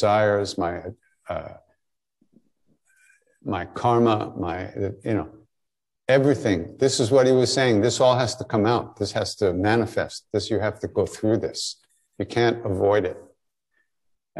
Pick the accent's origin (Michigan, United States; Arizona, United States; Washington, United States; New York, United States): New York, United States; Long Island; moved away as an adult; also born or lived in India; I grew up on Long Island, but after high school I was gone